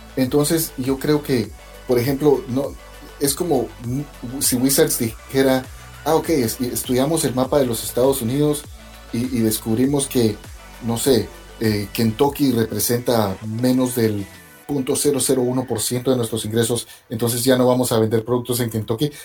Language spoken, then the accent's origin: Spanish; Guatemala; moved away as an adult; now in New York, United States; yo crecí en Guatemala